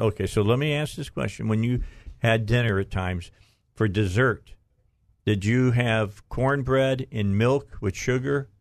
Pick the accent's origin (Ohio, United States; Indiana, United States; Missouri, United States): Indiana, United States; Northwest; moved away as an adult; now in Arkansas, United States; I'm from Northwest Indiana